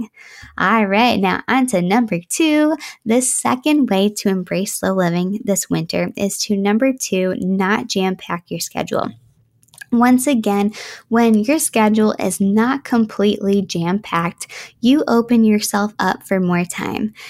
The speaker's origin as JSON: {"language": "English", "region": "Western New York", "country": "United States", "tie": "born or raised there", "said": "growing up in Western New York"}